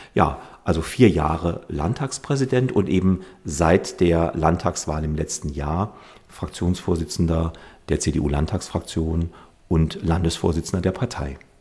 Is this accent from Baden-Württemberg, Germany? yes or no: no; Mandelbachtal, Saarland, Germany; stamme aus dem Bliesgau, äh, aus der Gemeinde Mandelbachtal in Ormesheim, bin dort aufgewachsen